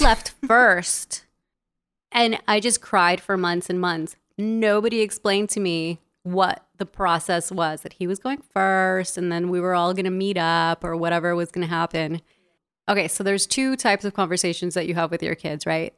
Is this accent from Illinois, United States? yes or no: no; Los Angeles, California, United States; born or raised there; also born or lived in El Salvador